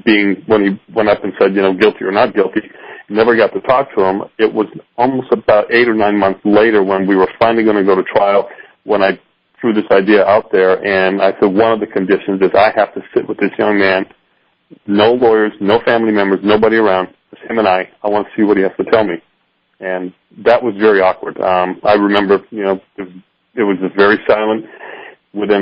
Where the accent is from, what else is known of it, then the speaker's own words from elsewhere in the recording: Hawaii, United States; moved away; I'm originally from Hawaii